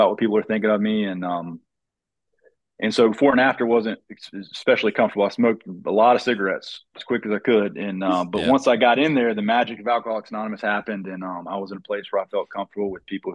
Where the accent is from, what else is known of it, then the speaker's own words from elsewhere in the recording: Fayetteville, United States; also born or lived in Atlanta / Charlotte / Boone; I currently live in Fayetteville. I'm from Fayetteville.